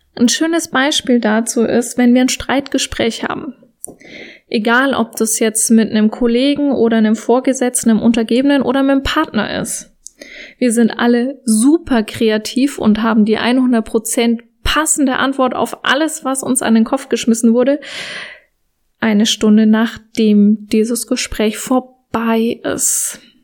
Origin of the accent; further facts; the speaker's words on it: Germany; Bei uns in Deutschland